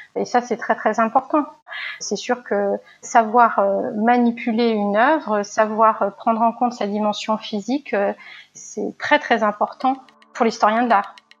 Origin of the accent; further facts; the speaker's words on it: Lyon, Auvergne-Rhône-Alpes, France; moved away as an adult; also born or lived in Genoa, Italy / Paris; now in Toulouse, France; je suis lyonnaise. Je suis lyonnaise.